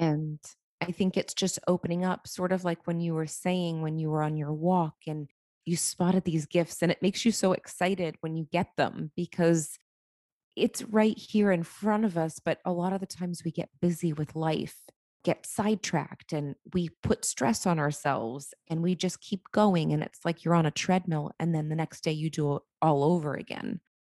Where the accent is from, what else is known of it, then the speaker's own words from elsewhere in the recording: Boston, Massachusetts, United States; now in Tampa, United States; I'm from Boston, but I live in Tampa, Florida